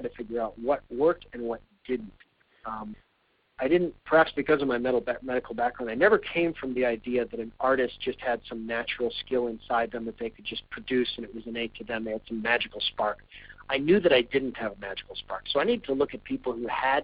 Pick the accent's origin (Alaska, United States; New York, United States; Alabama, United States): Alaska, United States; moved away; I grew up in Alaska